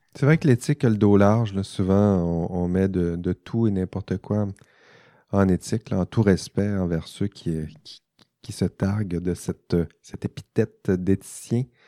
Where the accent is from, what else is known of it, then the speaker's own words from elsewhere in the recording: Quebec, Canada; accent: Saguenay-Lac-Saint-Jean; c'est mon accent du Saguenay-Lac-Saint-Jean qui, euh, ressort